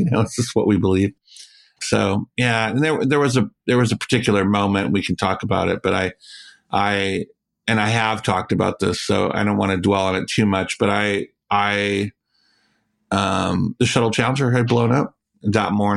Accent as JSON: {"language": "English", "region": "the South", "country": "United States", "tie": "born or raised there", "also_born_or_lived": "Florida", "moved": "yes", "lives_now": "Rochester Hills, United States", "said": "I was raised in the South by very Southern families"}